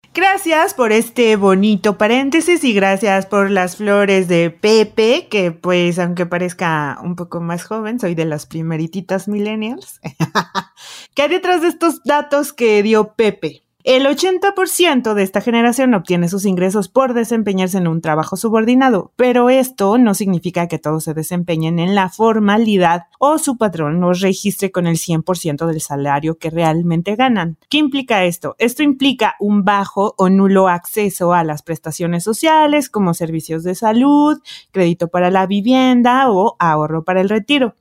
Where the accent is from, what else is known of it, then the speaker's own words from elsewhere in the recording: Mexico; tenemos entre 25 y 39 años, representamos el 23% de toda la población mexicana